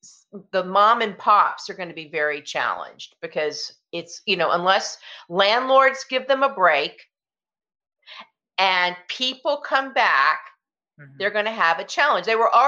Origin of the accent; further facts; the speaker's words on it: the South, United States; now in Hudson Valley, United States; I'm from the South